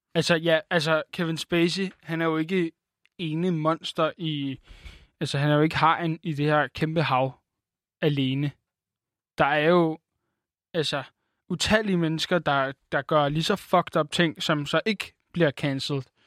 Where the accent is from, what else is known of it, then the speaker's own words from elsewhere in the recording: Denmark; Jeg er en blejfet dansker